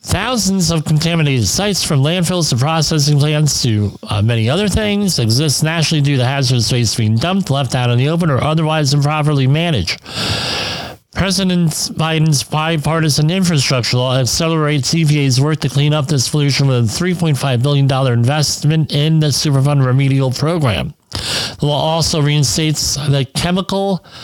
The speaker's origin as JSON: {"language": "English", "town": "Woodbridge", "region": "New Jersey", "country": "United States", "tie": "born or raised there", "said": "where I grew up on the Arthur Kill River, uh, we had huge amounts of uh, garbage from Fresh Kills landfill. I mean, largest land, one of the largest landfills in the country, washing up on Woodbridge's uh, beaches, Woodbridge, New Jersey's beaches."}